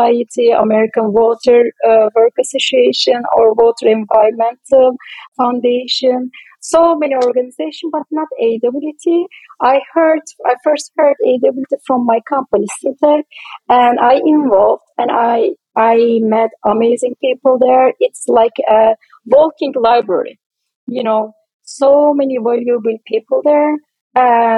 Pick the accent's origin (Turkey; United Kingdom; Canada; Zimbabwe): Turkey; moved away; I am originally from Turkey